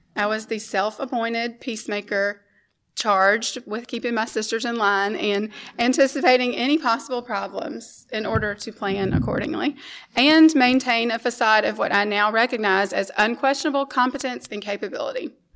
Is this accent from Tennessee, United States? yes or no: yes; Memphis, Tennessee, United States; We grew up here in Memphis in a loving Christian home